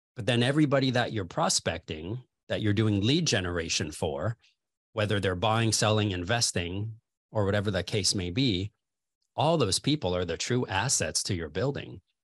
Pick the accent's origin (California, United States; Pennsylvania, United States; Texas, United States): California, United States; Los Angeles; moved away as an adult; now in Chicago, United States; I'm originally from Los Angeles, California